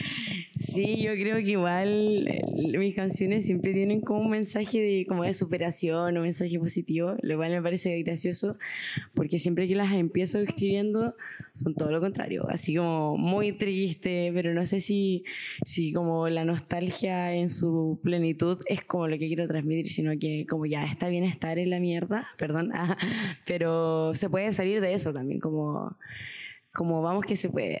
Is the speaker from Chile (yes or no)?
yes; La Serena, Coquimbo, Chile; also born or lived in Santiago; yo soy de La Serena, eh, o sea, nací en Santiago, pero me considero serenense